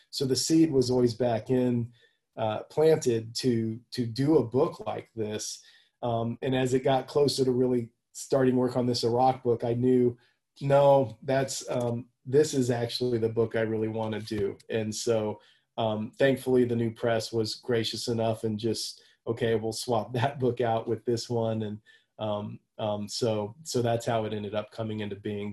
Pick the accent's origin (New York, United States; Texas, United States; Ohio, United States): Texas, United States; Houston; I grew up down in Houston